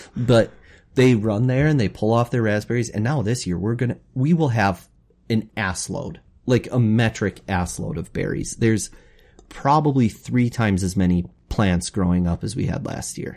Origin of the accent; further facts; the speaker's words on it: Wapakoneta, Ohio, United States; We grew up in Wapaka